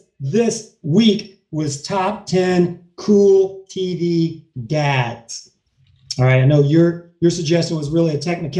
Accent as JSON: {"language": "English", "region": "Kentucky", "country": "United States", "moved": "yes", "lives_now": "Hollywood, United States", "said": "I'm from Kentucky"}